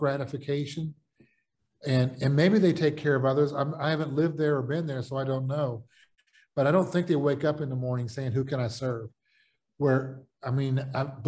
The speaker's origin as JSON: {"language": "English", "country": "United States", "also_born_or_lived": "the South / the Midwest", "said": "I'm an American and living in most of my life in the South and the Midwest"}